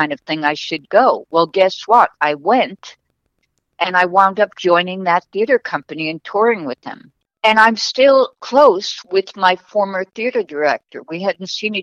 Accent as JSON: {"language": "English", "region": "New York", "country": "United States", "tie": "born or raised there", "also_born_or_lived": "California", "moved": "as an adult", "said": "the same street that I grew up in New York"}